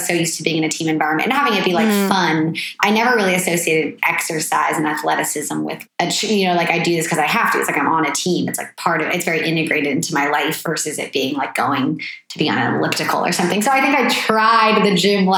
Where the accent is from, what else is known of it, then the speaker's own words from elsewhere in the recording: Petaluma, California, United States; also born or lived in Boston; I'm from Petaluma. Yeah. So just like an hour or so north of here